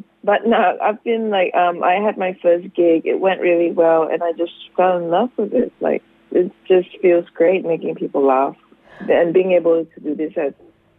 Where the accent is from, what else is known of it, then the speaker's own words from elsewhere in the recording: Singapore; now in Australia; I'm Singaporean.